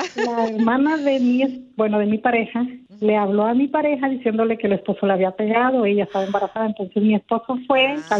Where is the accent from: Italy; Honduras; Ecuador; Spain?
Honduras; moved away; also born or lived in Mexico / United States; yo soy hondureña